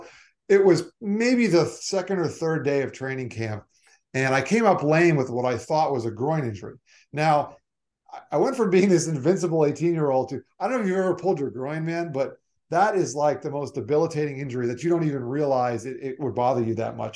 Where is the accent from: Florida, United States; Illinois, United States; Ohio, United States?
Florida, United States; Weston; also born or lived in Long Island, New York; I mostly grew up in South Florida. I consider myself a Floridian